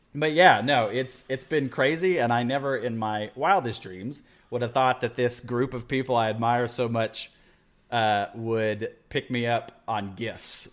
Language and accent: English; Midland, Texas, United States; also born or lived in Pampa, Texas / Amarillo, Texas; now in Austin, United States; Midland in three, 'cause that's where I went to, uh, grade school and middle school